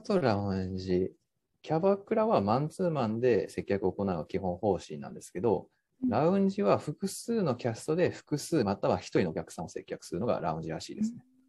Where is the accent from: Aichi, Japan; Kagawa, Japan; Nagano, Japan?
Kagawa, Japan; moved away as an adult; also born or lived in Tokyo / Chiba; 生まれも育ちも、えっ、ー、と、日本の香川県、えー、というところを、えー、出身としていまして